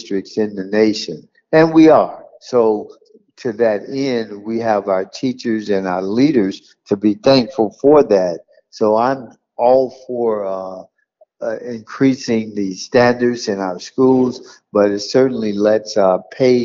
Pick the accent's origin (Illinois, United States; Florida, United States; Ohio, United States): Florida, United States; South; born here in South Florida